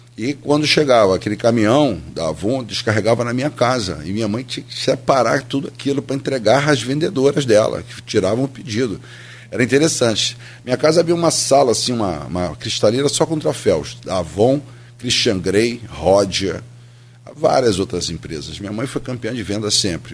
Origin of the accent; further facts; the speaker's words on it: Campos dos Goytacazes, Rio de Janeiro, Brazil; eu sou nascido e criado em Campos, aqui no bairro Tamandaré